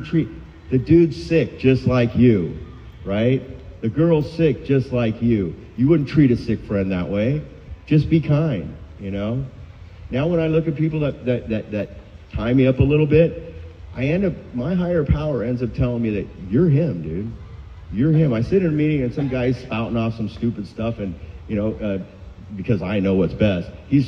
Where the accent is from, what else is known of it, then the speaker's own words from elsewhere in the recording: Huntington, United States; Because I'm from Huntington.